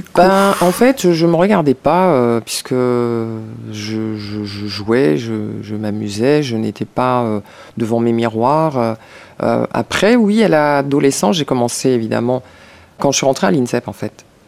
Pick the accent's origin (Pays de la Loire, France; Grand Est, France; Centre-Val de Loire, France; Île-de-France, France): Île-de-France, France; Paris; Je suis née à Paris 14e